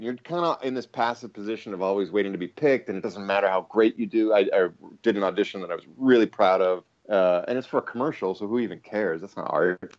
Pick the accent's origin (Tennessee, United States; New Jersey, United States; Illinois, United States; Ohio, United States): Ohio, United States; Cleveland; moved away as an adult; also born or lived in Dublin, Ireland; Came back to Cleveland, my hometown of Cleveland, played in rock bands for a bit